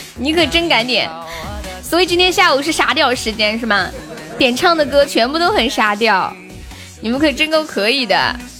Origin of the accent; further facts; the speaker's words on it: Northeast China, China; 我也东北的呀